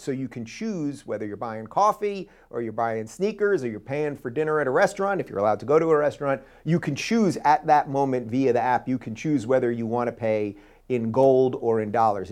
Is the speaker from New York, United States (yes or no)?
yes; New York, United States; I grew up in New York.